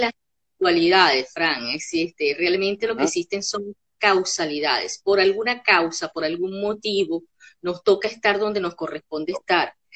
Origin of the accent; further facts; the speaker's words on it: Caracas, Capital District, Venezuela; moved away as an adult; also born or lived in Capacho, Táchira, Venezuela; now in Buenos Aires, Argentina; yo nací en las tierras andinas de Venezuela, en un pueblito muy cerquita de San Cristóbal que se llama Capacho. Pero en realidad desde muy chica, eh, bueno, mi familia, mis padres se fueron para Caracas y ahí crecí